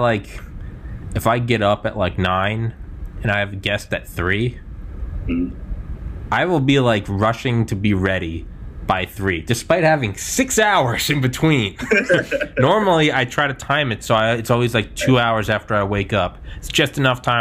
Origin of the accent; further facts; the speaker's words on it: New Hampshire, United States; moved away; I'm from New Hampshire. I'm not there now